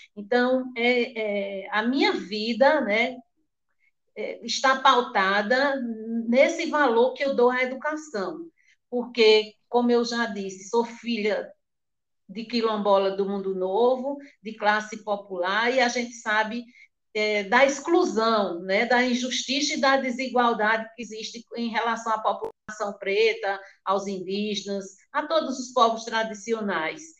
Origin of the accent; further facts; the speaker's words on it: Pernambuco, Brazil; also born or lived in Mundo Novo, Buíque; eu nasci no Mundo Novo, né? sou filha da comunidade quilombola do Mundo Novo em Buíque, mas fui criada em São Domingos